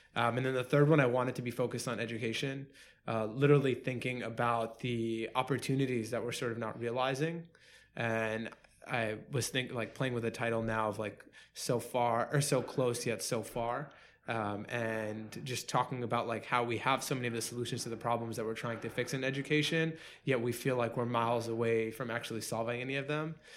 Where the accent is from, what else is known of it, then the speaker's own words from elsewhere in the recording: New York City, New York, United States; born and raised in Queens.